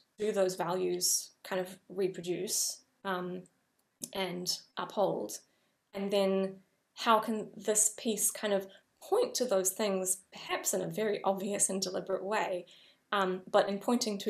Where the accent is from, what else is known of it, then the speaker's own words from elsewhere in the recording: New Zealand; moved away as an adult; I have as a New Zealander coming to Europe